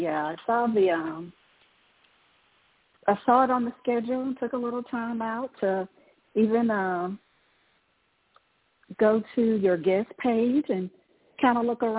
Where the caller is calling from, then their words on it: Georgia, United States; I am in Georgia.